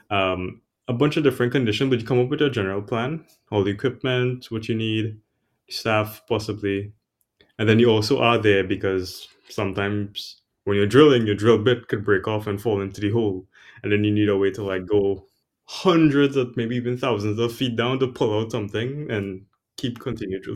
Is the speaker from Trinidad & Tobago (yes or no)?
yes; Trinidad & Tobago; moved away as an adult; also born or lived in New York City / Boston; I'm originally from Trinidad and Tobago. It's an island in the Caribbean.